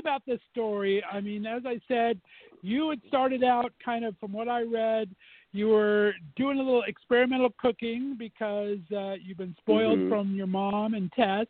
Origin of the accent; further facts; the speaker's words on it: California, United States; also born or lived in Northeast Ohio; now in Ohio, United States; I've actually been banished to Northeast Ohio. I was born and raised in California. But I'm in Northeast Ohio tonight.